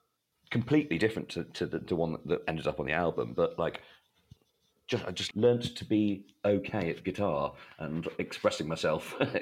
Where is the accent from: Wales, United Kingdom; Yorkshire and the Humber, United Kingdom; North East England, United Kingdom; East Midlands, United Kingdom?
Yorkshire and the Humber, United Kingdom; Leeds; born there; moved away; also born or lived in Sri Lanka / Denmark / Egypt / Malawi; So I was born in Leeds, and then I think it was Sri Lanka, Denmark, Egypt, Malawi, Zimbabwe, the Philippines, and then Bangladesh.